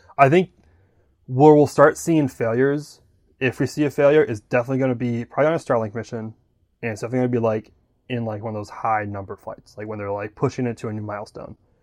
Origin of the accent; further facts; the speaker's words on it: Wisconsin, United States; now in Florida, United States; growing up in Wisconsin